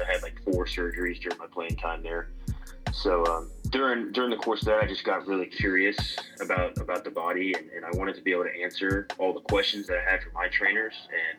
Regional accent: Marietta, Georgia, United States; I'm born and raised in Marietta, Georgia. Grew up around where Rapid is, and I grew up playing baseball

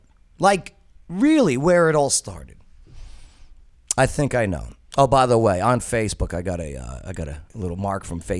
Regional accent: New Jersey, United States; moved away; I'm from Jersey

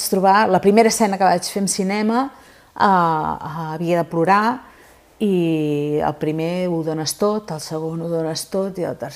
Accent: Sabadell, Catalonia, Spain; la Copla és de Sabadell, jo sóc de Sabadell

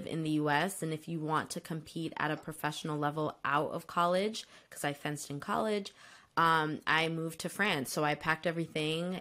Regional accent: Bloomfield, New Jersey, United States; I'm from Bloomfield, New Jersey

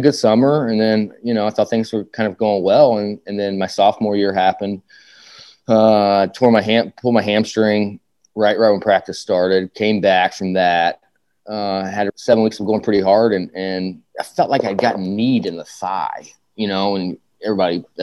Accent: Evansville, Indiana, United States; I grew up in Evansville.

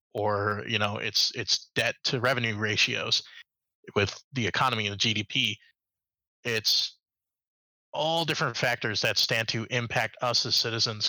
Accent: Chicago, Illinois, United States; moved away; I specifically am from the Chicago uh, metro area, so I grew up uh, right by uh, United Center

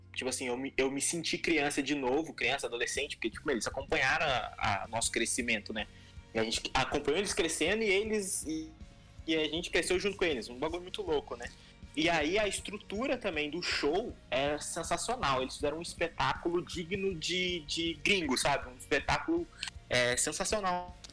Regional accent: Taubaté, São Paulo, Brazil; a gente tá aqui, a gente é de Taubaté

